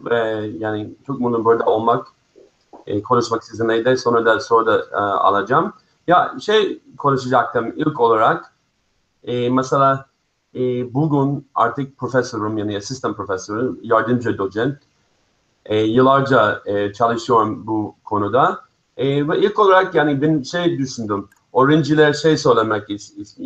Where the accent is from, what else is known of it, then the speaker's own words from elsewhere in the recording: United States; born there; also born or lived in Israel; Aslında Amerika'da Amerika'da doğdum. Sonra İsrail'de koçmen oldum. Oraya taşındım.